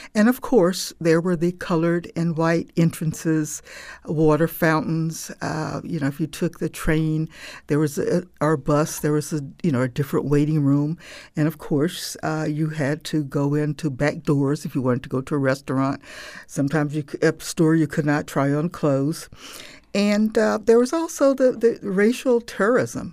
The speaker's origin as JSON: {"language": "English", "region": "Jim Crow South", "country": "United States", "tie": "born or raised there", "said": "my growing up in Jim Crow"}